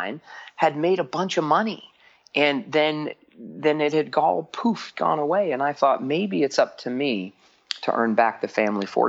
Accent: Phoenix, Arizona, United States; I grew up in Phoenix, Arizona

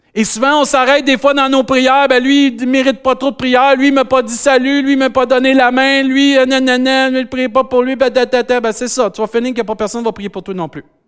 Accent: Saint-Hyacinthe, Quebec, Canada; accent: Saint-Hyacinthe; J'ai encore mon accent Saint-Hyacinthe.

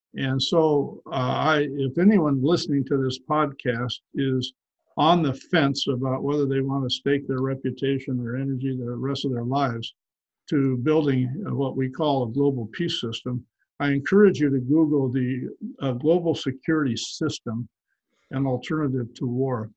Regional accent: Portland, Oregon, United States; my hometown of Portland

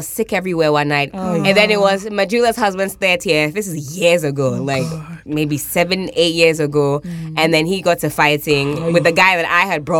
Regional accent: London, United Kingdom; I'm from South London.

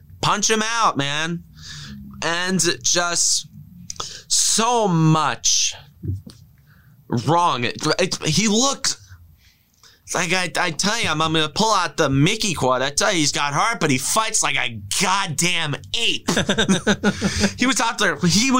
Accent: Ireland; And I'm Irish, so you can't... So Irish Twitter, you can't knock me for that.

